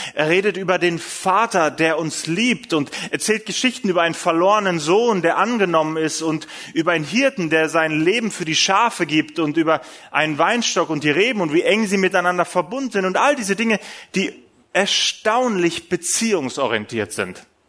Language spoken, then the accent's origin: German; Essen, North Rhine-Westphalia, Germany; Bei uns in Essen, wir sind ja mitten im Ruhrgebiet